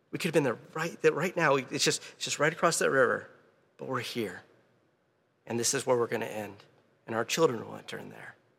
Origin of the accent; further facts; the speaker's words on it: Louisiana, United States; I'm from Louisiana.